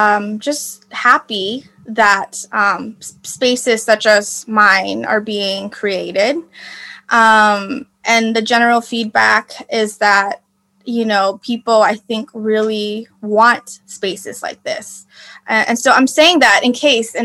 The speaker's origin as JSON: {"language": "English", "country": "United States", "said": "I'm Vietnamese American"}